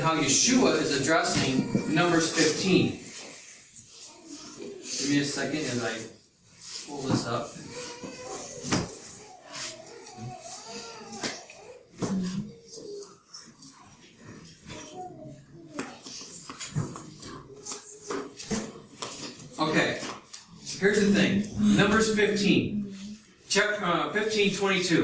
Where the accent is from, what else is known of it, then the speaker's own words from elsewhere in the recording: United States; I'm from the United States